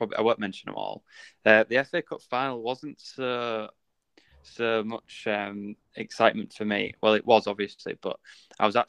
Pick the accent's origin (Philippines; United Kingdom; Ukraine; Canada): United Kingdom; Hull, Yorkshire and the Humber; when we were growing up in Hull